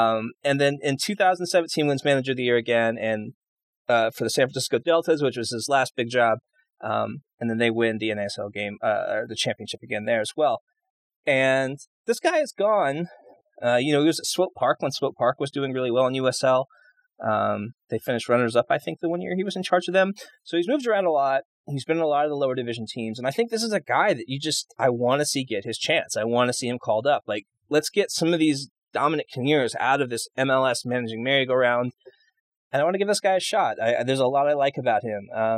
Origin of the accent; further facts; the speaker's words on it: Canada; I could, like, also being Canadian, I think that has a lot to do with maybe Vancouver's interest in him